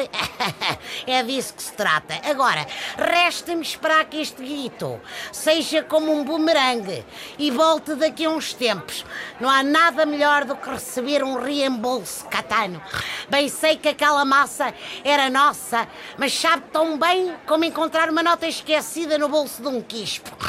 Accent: Portugal; não deixei a declaração do IRS para a última da hora, só porque sou tuga.

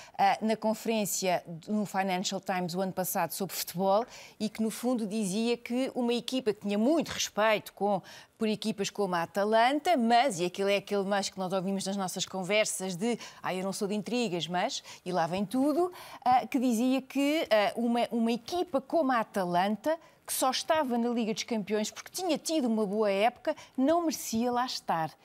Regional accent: Portugal; enquanto portugueses

